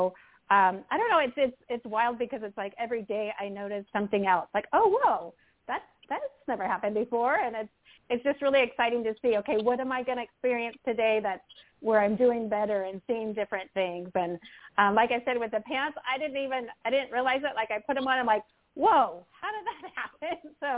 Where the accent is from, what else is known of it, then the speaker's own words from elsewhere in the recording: California, United States; from California.